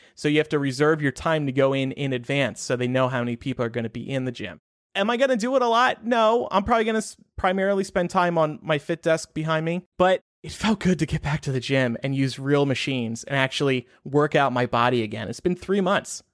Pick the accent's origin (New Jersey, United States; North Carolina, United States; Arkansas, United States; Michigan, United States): New Jersey, United States; now in Chicago, United States; New Jersey, my home state